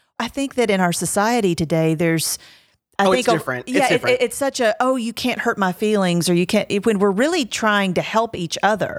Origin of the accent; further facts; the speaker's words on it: Tennessee, United States; And I'm from Middle Tennessee.